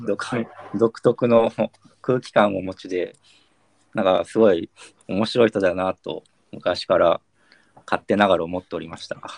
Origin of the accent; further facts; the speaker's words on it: Kyushu, Japan; now in Tokyo, Japan; 九州出身